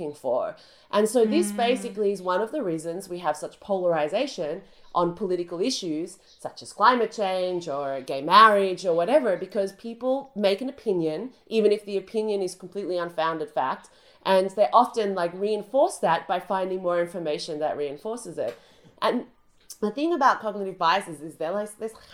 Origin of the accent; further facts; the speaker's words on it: Australia; now in United Kingdom; my home country burnt to the ground. That's Australia